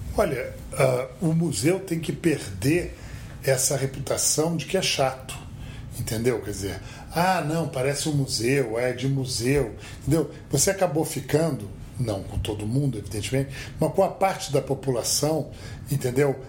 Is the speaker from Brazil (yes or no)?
yes; Rio de Janeiro, Brazil; now in São Paulo, Brazil; como paulista transplantado, digamos assim, nascido carioca, mas que mora em São Paulo há 32 anos